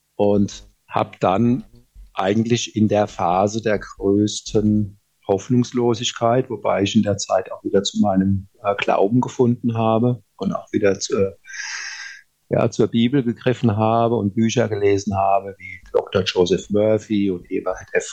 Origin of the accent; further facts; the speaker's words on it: Rhineland-Palatinate, Germany; Und ich komme ja aus der Pfalz